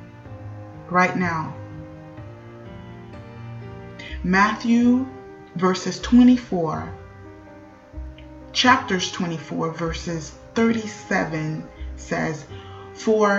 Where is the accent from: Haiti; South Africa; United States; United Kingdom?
Haiti; My hometown in Haiti, Gouamon